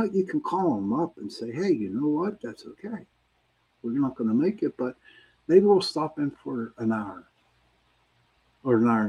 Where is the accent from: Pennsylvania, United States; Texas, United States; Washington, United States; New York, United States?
Pennsylvania, United States; Pittsburgh; I'm from Pittsburgh, I'm from the city